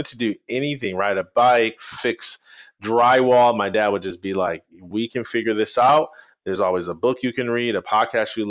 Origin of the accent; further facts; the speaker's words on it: Jackson, Michigan, United States; I'm from Jackson, about an hour west of Detroit.